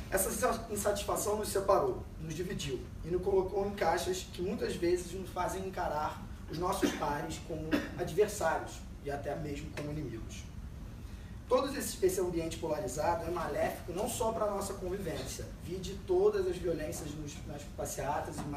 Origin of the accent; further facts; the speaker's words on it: Ceará, Brazil; now in United States; lembro que eu sou do Ceará.